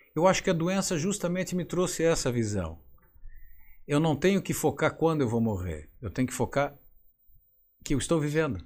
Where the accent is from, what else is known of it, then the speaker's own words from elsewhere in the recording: Forquilhinha, Santa Catarina, Brazil; moved away; lá de Forquilinha, minha conterrânea